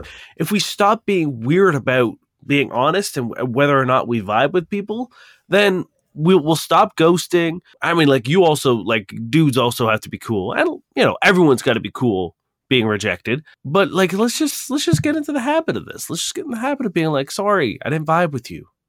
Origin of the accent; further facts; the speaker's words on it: Toronto, Ontario, Canada; we're from Toronto